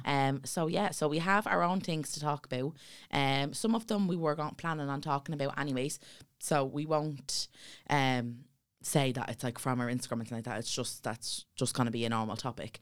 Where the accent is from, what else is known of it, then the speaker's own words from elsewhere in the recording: Dublin, Leinster, Ireland; we come from Ballyfermot and it's a town of poverty